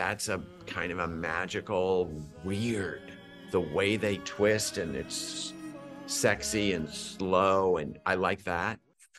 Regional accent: Scranton, Pennsylvania, United States; I'm from Scranton.

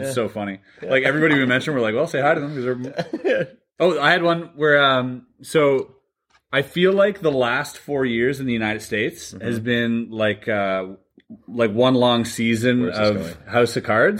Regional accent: Canada; Yeah, we're Canadian.

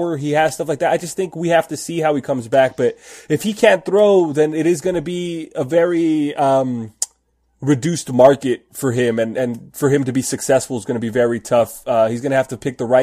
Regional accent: near Downey, California, United States; Evan Longoria is from Downey, and that's really 5-10 minutes from where I live

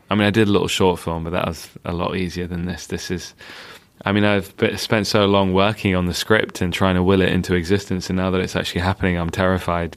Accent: London, United Kingdom; I spent my time growing up in Northwest London

